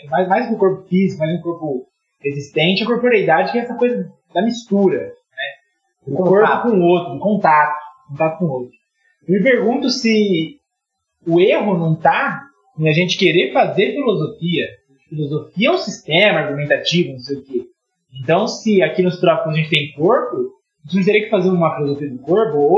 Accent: Brazil

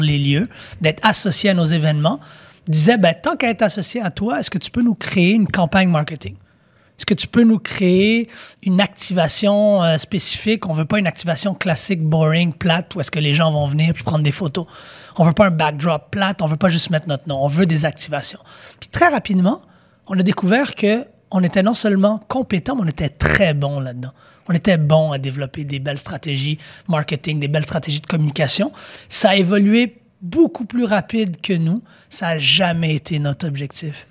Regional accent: Quebec, Canada; On est trop authentique en tant que Québécois

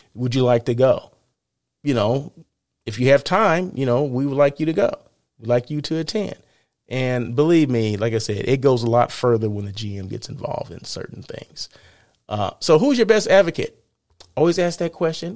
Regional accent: Blythe, California, United States; moved away; I was in Blythe, my hometown

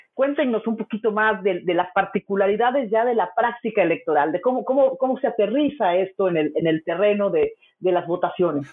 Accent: Mexico

